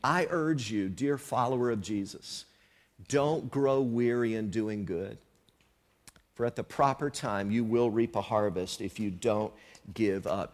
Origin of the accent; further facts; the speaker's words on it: the South, United States; moved away; where I grew up in the South some years ago